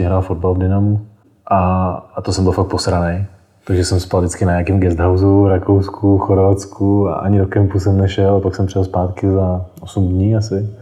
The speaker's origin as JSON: {"language": "Czech", "region": "South Bohemian Region", "country": "Czechia", "said": "která jsem z Jižních Čech"}